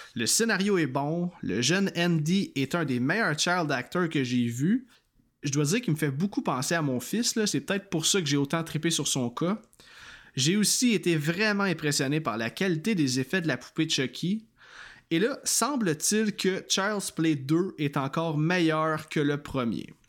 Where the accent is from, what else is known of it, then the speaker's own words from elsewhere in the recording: Quebec, Canada; chez nous au Québec